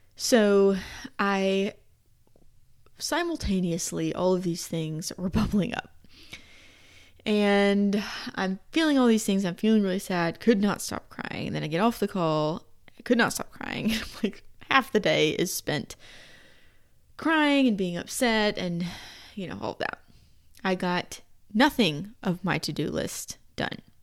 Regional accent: Georgia, United States; moved away; the part of Georgia where we're from

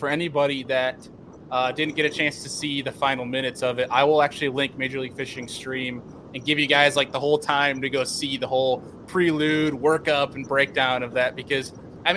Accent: Buffalo, New York, United States; I'm from Buffalo, New York

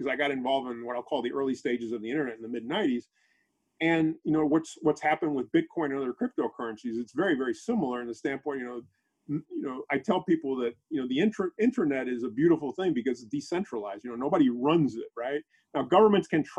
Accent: Panama; moved away; my country, I'm from Panama originally

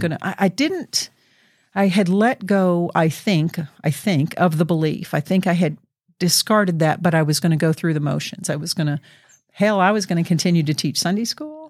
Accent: Southeast United States, United States; born or raised there; now in Oregon, United States

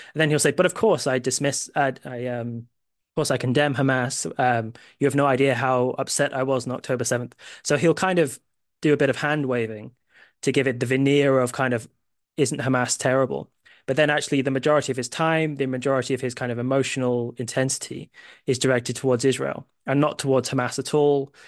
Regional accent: United Kingdom; I have U S family, but I'm a British

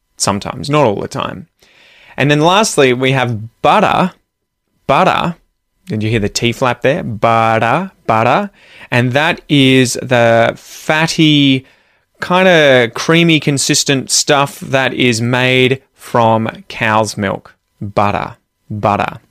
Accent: Australia; I'm an Aussie

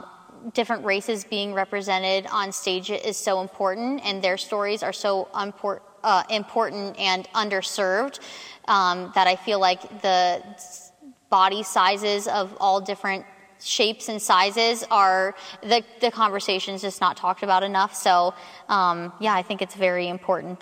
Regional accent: Cincinnati, Ohio, United States; I am from Cincinnati, West Side specifically

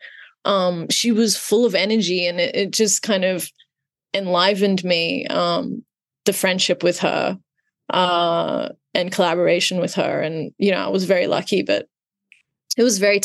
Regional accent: Australia; growing up in Australia

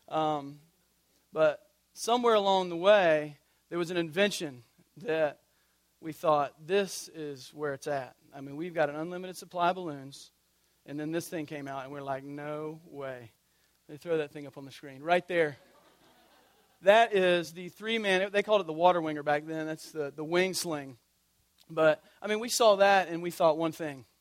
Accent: Tallahassee, Florida, United States; I grew up in Tallahassee, God's country

